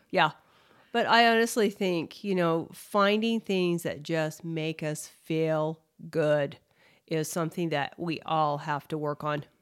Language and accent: English; Utah, United States; growing up in Utah